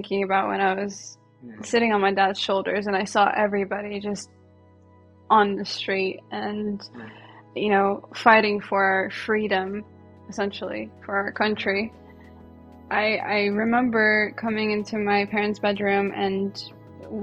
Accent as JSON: {"language": "English", "country": "Ukraine", "tie": "born or raised there", "also_born_or_lived": "New York", "moved": "yes", "lives_now": "United States", "said": "I'm from Ukraine"}